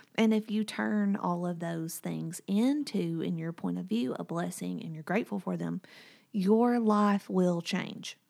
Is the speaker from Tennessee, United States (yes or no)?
yes; Whitwell, Tennessee, United States; moved away; My hometown is Whitwell, Tennessee, and it's about an hour and a half from here